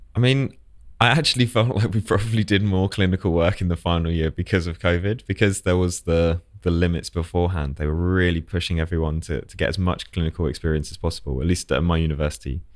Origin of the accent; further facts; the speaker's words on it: Essex, East of England, United Kingdom; moved away as an adult; now in London, United Kingdom; originally I was from Essex